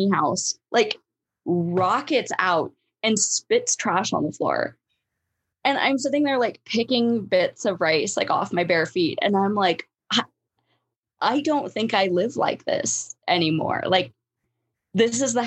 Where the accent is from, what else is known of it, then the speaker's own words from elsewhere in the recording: Alaska, United States; moved away; I grew up in Alaska, but like I was a kid, you know, like I wasn't an adult